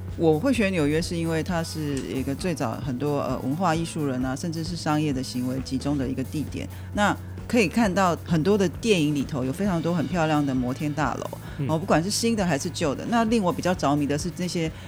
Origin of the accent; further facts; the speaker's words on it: Taiwan; also born or lived in New York, United States; 我是在台湾长大，然后中原建筑嗯。系毕业，后来到美国的这个纽约的哥伦比亚去念书，然后再回到台湾来从事这个建筑设计的行业